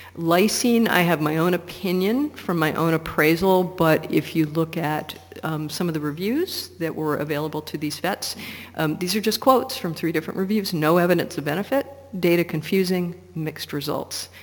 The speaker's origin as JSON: {"language": "English", "town": "Portland", "region": "Oregon", "country": "United States", "tie": "born or raised there", "said": "my hometown of Portland, Oregon"}